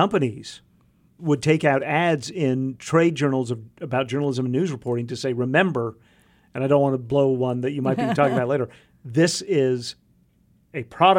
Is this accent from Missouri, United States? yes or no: no; Arkansas, United States; I grew up in Arkansas and we called it Coke.